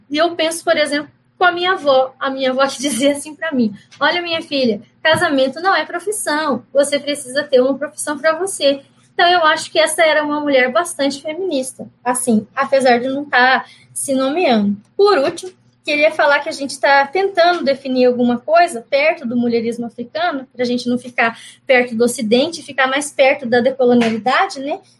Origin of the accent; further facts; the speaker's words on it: Mato Grosso do Sul, Brazil; Quando eu falo que … sou guarani, eu, eu sou do Mato Grosso do Sul